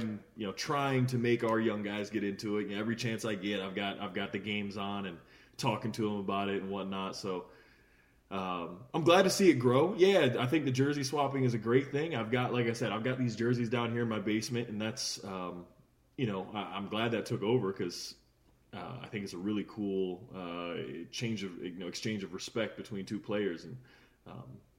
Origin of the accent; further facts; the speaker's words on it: United States; as an American